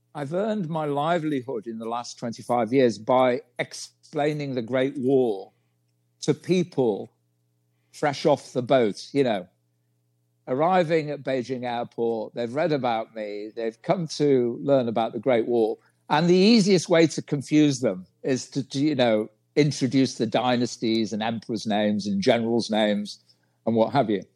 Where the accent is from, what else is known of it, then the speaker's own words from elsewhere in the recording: United Kingdom; moved away as an adult; now in China; I'm from Great Britain